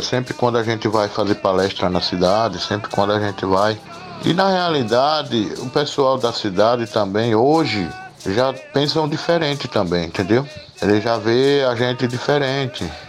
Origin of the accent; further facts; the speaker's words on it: Fulni-ô village, Pernambuco, Brazil; Eu estudei primeiro grau completo, só até o primeiro grau aqui mesmo na aldeia, na escola Marechal Rondon